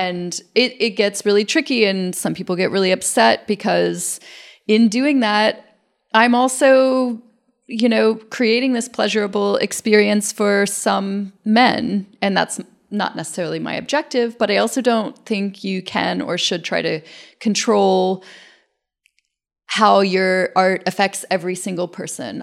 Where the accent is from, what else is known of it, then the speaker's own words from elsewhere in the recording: Tennessee, United States; moved away as an adult; also born or lived in Athens, Georgia / New York; now in Brooklyn, United States; I grew up in Tennessee in a place with, you know, no real knowledge